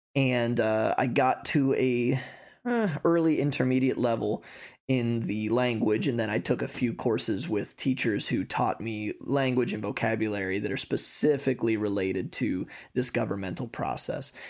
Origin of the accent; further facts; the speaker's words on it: United States; moved away as an adult; now in Hungary; as an American, I can be a dual citizenship